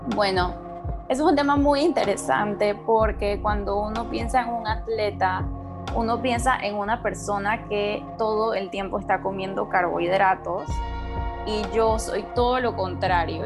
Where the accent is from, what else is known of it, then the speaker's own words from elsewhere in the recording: Panama; moved away as an adult; also born or lived in United States; yo soy de Panamá, pero yo no estudié en la universidad en Panamá, yo me fui a la universidad en Estados Unidos